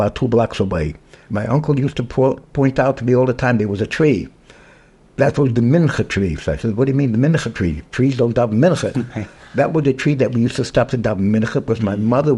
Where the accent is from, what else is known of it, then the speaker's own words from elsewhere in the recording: Providence, Rhode Island, United States; moved away; I was born in Providence, Rhode Island.